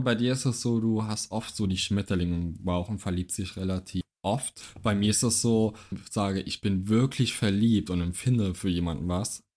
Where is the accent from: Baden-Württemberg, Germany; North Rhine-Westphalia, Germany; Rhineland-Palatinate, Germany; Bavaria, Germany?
Rhineland-Palatinate, Germany; Trier; moved away; in Trier noch, in meiner Heimat